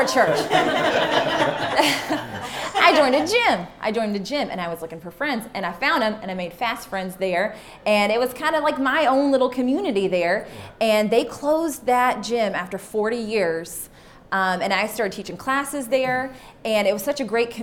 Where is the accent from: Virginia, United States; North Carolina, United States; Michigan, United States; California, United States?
North Carolina, United States; Wilson; moved away as an adult; also born or lived in Nashville, Tennessee; I'm from Wilson, North Carolina.